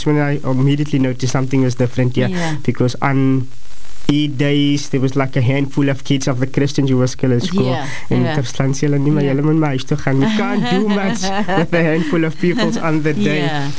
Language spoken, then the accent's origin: English; Atlantis, Western Cape, South Africa; also born or lived in Claremont / Gugulethu / Athlone; I've always lived in Atlantis